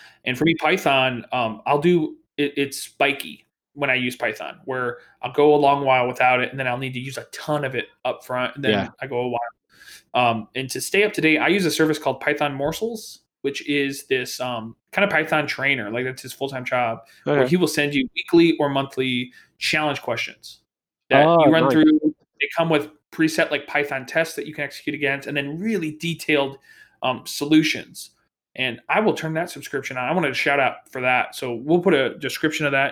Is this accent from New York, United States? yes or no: no; Indiana, United States; I'm from Indiana